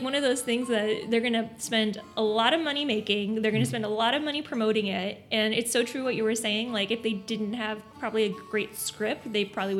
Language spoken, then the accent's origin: English; Miami, Florida, United States; we're from Miami.